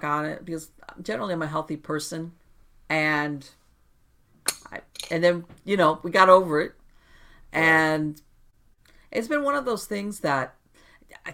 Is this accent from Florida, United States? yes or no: yes; Miami, Florida, United States; I was born and raised in Miami, and I grew up in the hurricane prone area, and I lived through Andrew